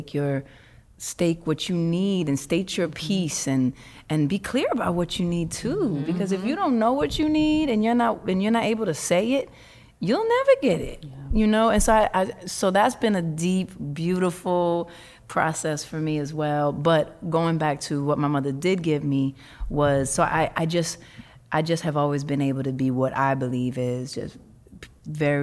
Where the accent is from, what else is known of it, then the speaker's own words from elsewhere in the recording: New York City, New York, United States; I grew up in Harlem in Hell's Kitchen